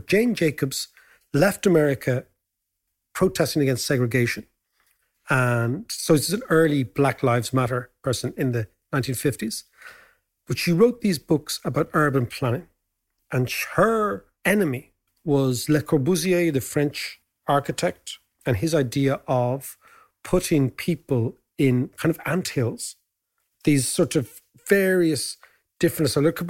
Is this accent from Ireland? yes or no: yes; Ireland; As Irish people, we celebrate Joyce.